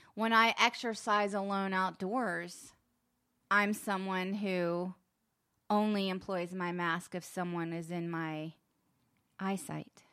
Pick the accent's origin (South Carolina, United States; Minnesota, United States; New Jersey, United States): South Carolina, United States; Charleston; moved away; I grew up in Charleston.